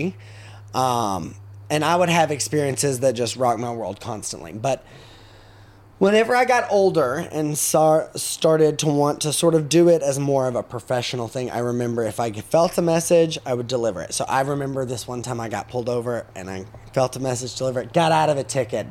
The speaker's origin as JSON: {"language": "English", "town": "Cookeville", "region": "Tennessee", "country": "United States", "tie": "born or raised there", "also_born_or_lived": "McMinnville, Tennessee", "said": "I'm from McMinnville. So, right down the road. So, yeah. I grew up there. I actually grew up in Cookeville and moved back to McMinnville whenever I got out of high school"}